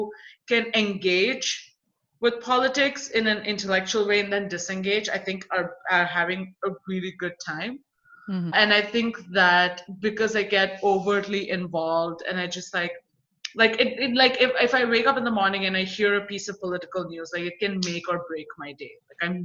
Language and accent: English; India; now in United States; as an Indian woman who's in the US right now